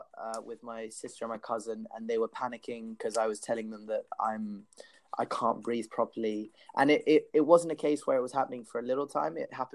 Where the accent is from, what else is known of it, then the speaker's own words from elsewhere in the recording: Peru; also born or lived in Australia; so my background is I'm half Peruvian, half English. I grew up in Peru 4 years. And I went in the new year, I decided to go back to Peru.